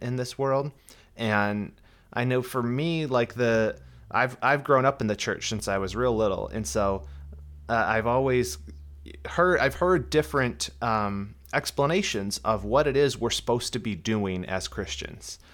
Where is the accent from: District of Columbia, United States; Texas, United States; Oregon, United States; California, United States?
California, United States; Southern; I'm from Southern California